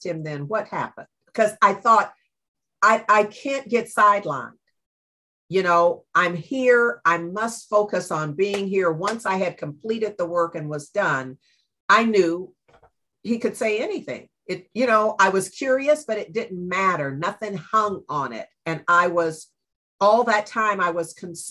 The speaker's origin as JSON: {"language": "English", "town": "Berkeley", "region": "California", "country": "United States", "tie": "born or raised there", "said": "I was raised in Berkeley"}